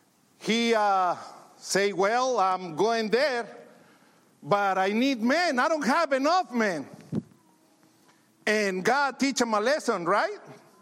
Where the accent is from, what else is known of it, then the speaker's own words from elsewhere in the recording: Mexico; English is a second language; now in United States; You know, when I came from Mexico to the States, I just came to be rich.